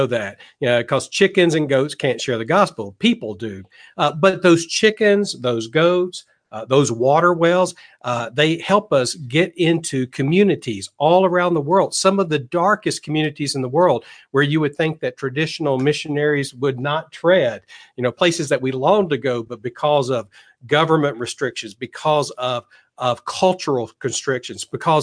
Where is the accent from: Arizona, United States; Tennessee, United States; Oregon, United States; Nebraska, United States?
Tennessee, United States; moved away as an adult; I'm originally from Tennessee area.